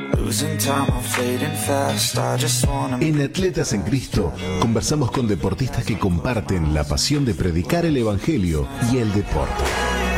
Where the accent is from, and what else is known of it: Uruguay; also born or lived in Italy